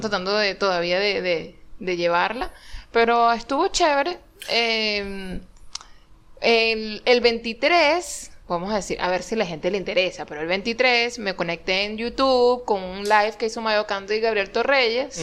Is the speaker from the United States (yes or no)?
no; Venezuela; moved away; uno viene en, en, de, de Venezuela